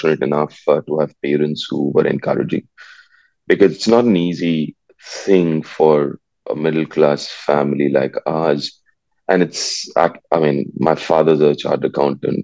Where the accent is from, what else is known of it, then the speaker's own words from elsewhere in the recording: Delhi, India; moved away; also born or lived in Kolkata, India; I was born in Calcutta, but I grew up in Delhi, and then obviously after a few years went back to Calcutta.